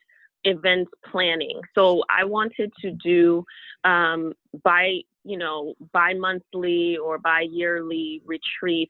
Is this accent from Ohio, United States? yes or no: no; Chicago, Illinois, United States; now in Florida, United States; I'm originally from Chicago